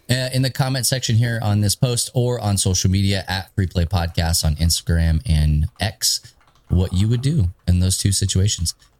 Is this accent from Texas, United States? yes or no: yes; Texas, United States; I'm from Texas